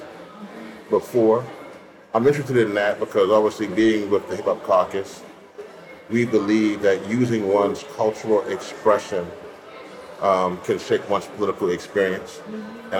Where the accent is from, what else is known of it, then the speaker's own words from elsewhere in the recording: Louisiana, United States; I'm from Louisiana too